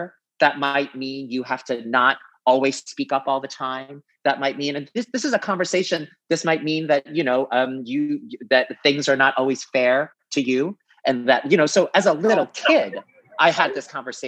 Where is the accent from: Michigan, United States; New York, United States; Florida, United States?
New York, United States; New York City; I grew up in New York City.